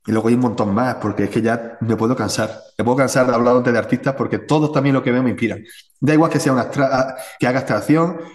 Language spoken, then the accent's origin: Spanish; Spain; al final yo soy español, ¿no? Y al final la escuela española, pues está Murillo, está Velázquez, ¿vale? Está Goya.